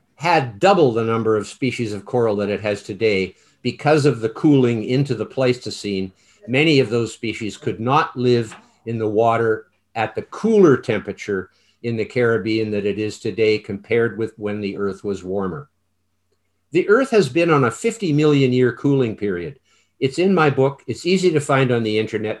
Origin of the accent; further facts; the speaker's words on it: Canada; I'm Canadian